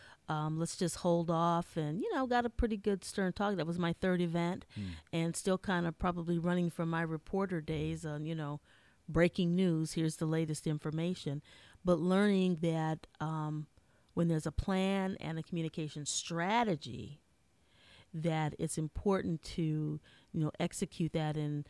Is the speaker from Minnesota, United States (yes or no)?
yes; Minnesota, United States; I'm from Minnesota, so I've heard it all, come from a good mix, good old Midwest girl.